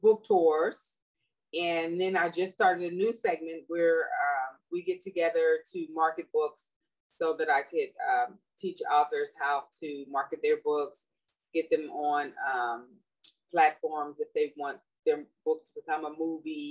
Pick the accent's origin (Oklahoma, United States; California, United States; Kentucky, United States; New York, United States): California, United States; Los Angeles; now in Sacramento, United States; I grew up in Los Angeles, South Central Los Angeles